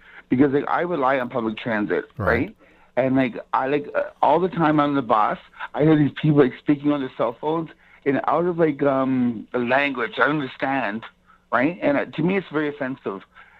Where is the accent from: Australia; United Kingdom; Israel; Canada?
Canada; I'm Canadian. I'm Aboriginal, right?